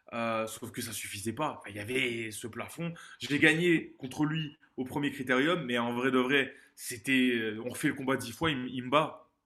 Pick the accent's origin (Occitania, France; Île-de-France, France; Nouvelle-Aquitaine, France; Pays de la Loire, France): Occitania, France; Montpellier; je suis né à Montpellier, dans le sud de la France, en 94